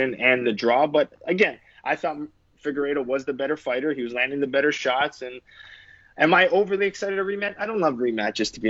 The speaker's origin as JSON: {"language": "English", "country": "Canada", "said": "as a Canadian"}